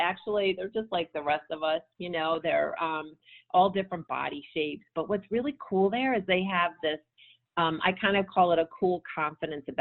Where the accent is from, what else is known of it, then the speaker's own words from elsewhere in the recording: United States; moved away as an adult; also born or lived in Brussels, Belgium / Copenhagen, Denmark / New York, United States; as an American